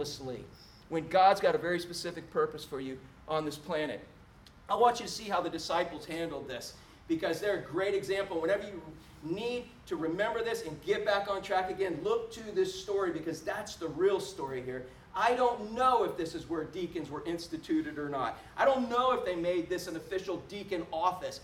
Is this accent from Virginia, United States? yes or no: no; Orlando, Florida, United States; I was born and raised in Orlando before Disney